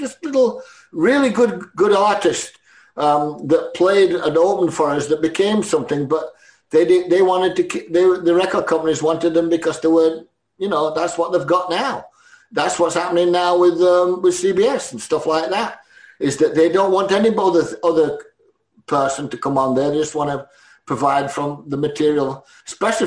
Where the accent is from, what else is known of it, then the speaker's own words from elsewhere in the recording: Sheffield, Yorkshire and the Humber, United Kingdom; We're Sheffield people